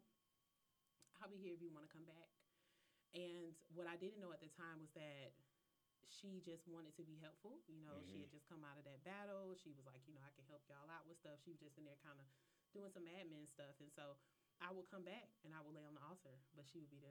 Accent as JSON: {"language": "English", "area": "Polk County", "region": "Florida", "country": "United States", "said": "I'm from a small town in Florida and I love it"}